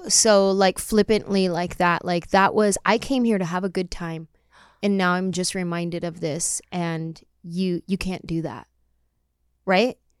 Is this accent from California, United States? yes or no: yes; San Jose, California, United States; growing up in San Jose